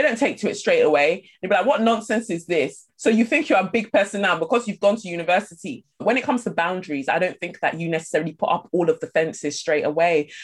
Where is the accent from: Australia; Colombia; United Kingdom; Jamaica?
United Kingdom; London; also born or lived in Nigeria; I moved from Nigeria and I moved to Peckham